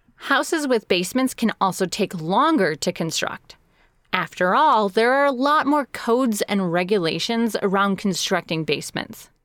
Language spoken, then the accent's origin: English; Chicago, Illinois, United States; moved away; I grew up outside of Chicago, which means I grew up with basements